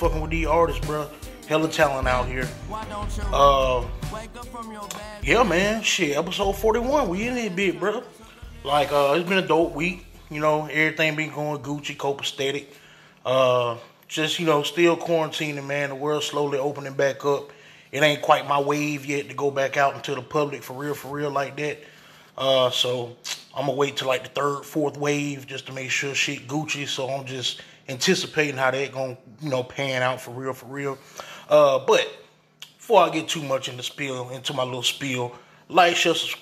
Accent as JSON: {"language": "English", "town": "Phenix City", "region": "Alabama", "country": "United States", "said": "I'm from the South. I'm from a little bumfuck ass little, you know, area in Phoenix City"}